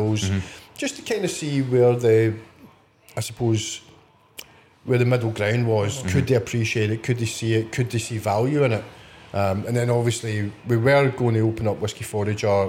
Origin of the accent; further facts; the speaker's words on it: West Coast of Scotland, United Kingdom; now in Edinburgh, United Kingdom; growing up on the West Coast